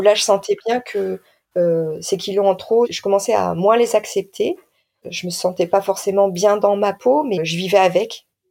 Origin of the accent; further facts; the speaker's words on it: Nord-Pas-de-Calais, Hauts-de-France, France; Je viens du Nord-Pas-de-Calais